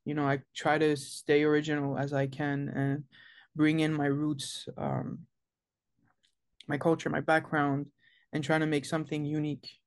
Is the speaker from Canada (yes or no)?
yes; Montreal, Quebec, Canada; I was born and raised in Montreal, Canada